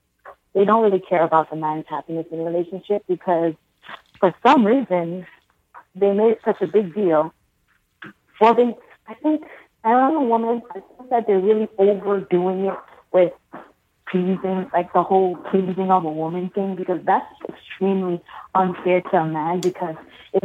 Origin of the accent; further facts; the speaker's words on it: Brooklyn, New York, United States; oh, yeah. Brooklyn.